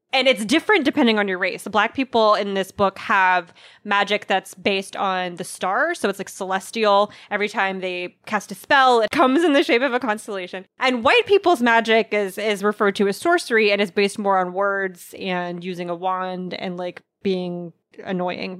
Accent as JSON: {"language": "English", "country": "United States", "said": "I'm such an American"}